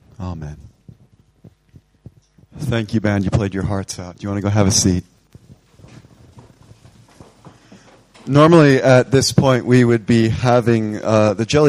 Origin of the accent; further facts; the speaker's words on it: United States; now in England, United Kingdom; I love being an American, but I much prefer living here right now